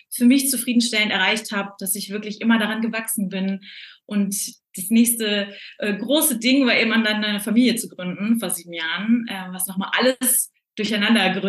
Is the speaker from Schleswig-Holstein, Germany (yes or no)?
no; North Rhine-Westphalia, Germany; Und ich bin groß geworden im Ruhrgebiet, bin da aufgewachsen